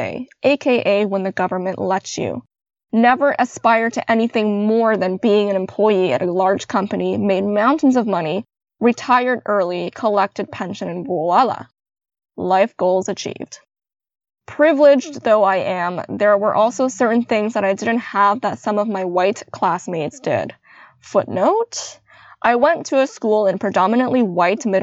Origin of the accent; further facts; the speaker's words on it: Canada; I was born in Canada